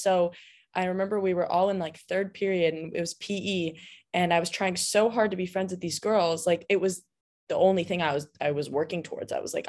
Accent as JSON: {"language": "English", "region": "California", "country": "United States", "said": "Well, I mean, I've lived in California my whole life. I'm from Southern California."}